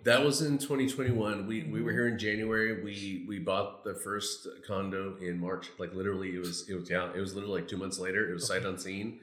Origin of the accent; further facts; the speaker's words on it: Mariposa, California, United States; moved away as an adult; also born or lived in Yuba City, California; now in Cabo San Lucas, Mexico; I'm originally from Mariposa. It's close to Yosemite National Park, so mm-hmm. it's still Northern California